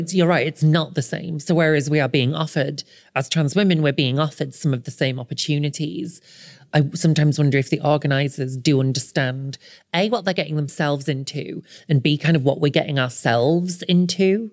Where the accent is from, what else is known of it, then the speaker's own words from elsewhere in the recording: the north of England, United Kingdom; moved away; I am an author originally from the north, but now I live on the south coast